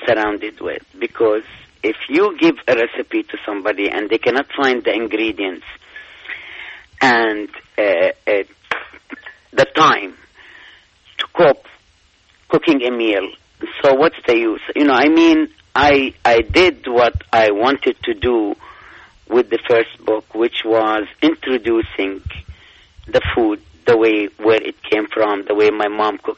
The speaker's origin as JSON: {"language": "English", "country": "Palestine", "moved": "yes", "lives_now": "United States", "said": "I'm from Palestine"}